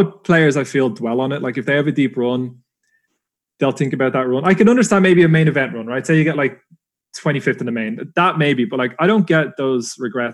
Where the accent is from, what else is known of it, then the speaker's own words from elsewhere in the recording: Dublin, Leinster, Ireland; being an Irish lad, Dublin born, it was on my home turf